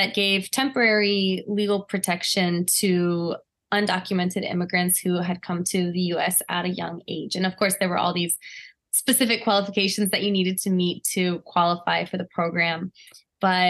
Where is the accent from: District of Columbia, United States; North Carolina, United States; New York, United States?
District of Columbia, United States; Washington; I grew up in Washington, D.C.